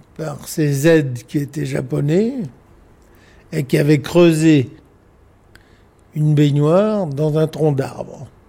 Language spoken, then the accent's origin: French; Nouméa, South Province, New Caledonia; also born or lived in Australia / United States / England; Je suis né à Nouméa, à la première vallée du Tir